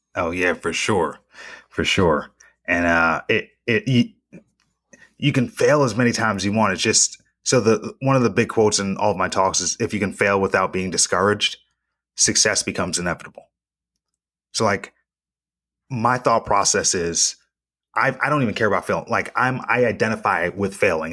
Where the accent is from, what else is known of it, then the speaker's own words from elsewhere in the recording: Reno, Nevada, United States; my hometown